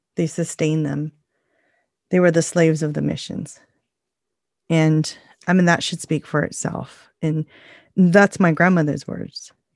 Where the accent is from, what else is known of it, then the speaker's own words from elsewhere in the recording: United States; What makes us unique as Native people is the fact that we are Native American and the first people of the land